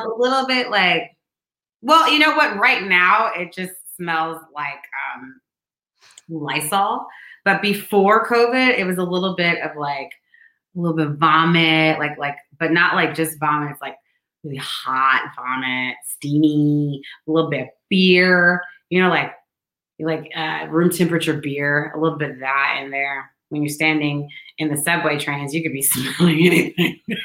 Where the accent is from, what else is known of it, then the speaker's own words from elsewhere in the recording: St. Louis, Missouri, United States; now in New York City, United States; I'm from St. Louis.